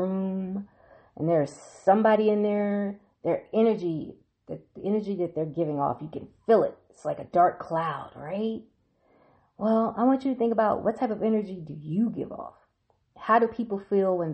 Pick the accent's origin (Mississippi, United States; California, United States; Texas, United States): Mississippi, United States; now in Washington, D.C., United States; my home state of Mississippi